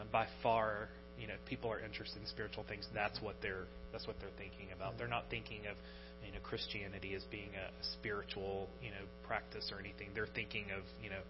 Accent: United States; moved away as an adult; now in Sweden

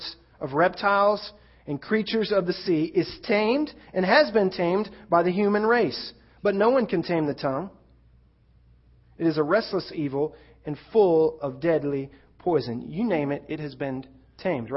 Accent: Florida, United States; Growing up in Florida, you could expect the occasional forest fire

